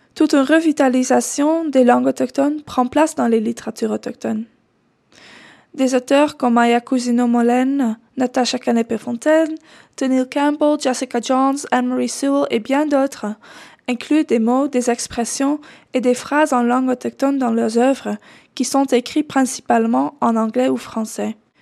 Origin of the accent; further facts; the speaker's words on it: Netherlands; first language Dutch; French is a second language; moved away; chercheuse alloctone blanche originaire des Pays-Bas